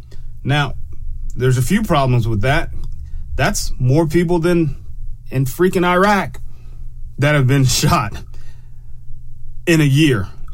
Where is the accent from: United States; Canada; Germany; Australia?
Germany; born there; I can't go to Germany, even though I have a birth certificate that says I was born in Germany.